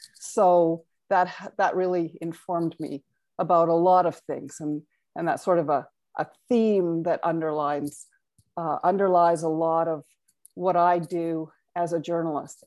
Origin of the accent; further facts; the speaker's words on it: Carstairs, Alberta, Canada; also born or lived in Vancouver; I was born in Vancouver, but for all intents and purposes, grew up in Carstairs, Alberta